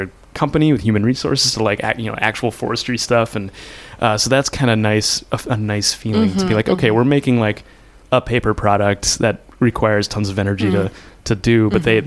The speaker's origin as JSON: {"language": "English", "town": "Minneapolis", "region": "Minnesota", "country": "United States", "tie": "born or raised there", "said": "I'm from Minneapolis, here in town, like right in the city. My folks still live in the same house I grew up in on the south side of town"}